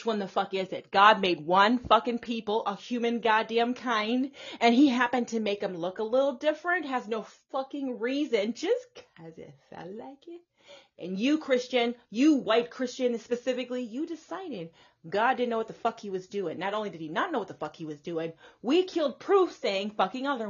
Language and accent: English; the South, Texas, United States; here in the South, like I said, I grew up in the South